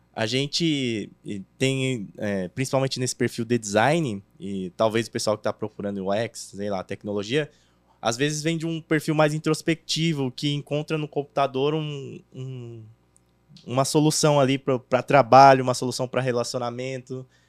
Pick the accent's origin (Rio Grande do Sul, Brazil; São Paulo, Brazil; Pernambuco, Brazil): São Paulo, Brazil; eu sou da Zona Leste ali, Itaquera